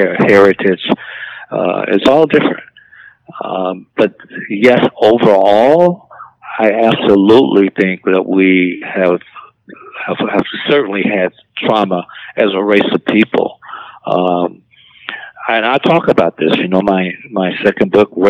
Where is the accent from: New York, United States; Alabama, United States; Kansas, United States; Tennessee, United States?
Alabama, United States; growing up in Alabama on a dirt road